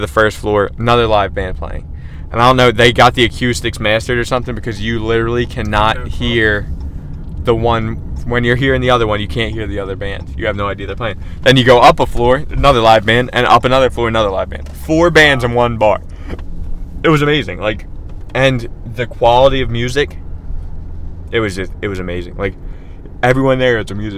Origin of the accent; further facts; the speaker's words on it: Philadelphia, Pennsylvania, United States; if you're born and raised in Philly and you've been in Philly your whole life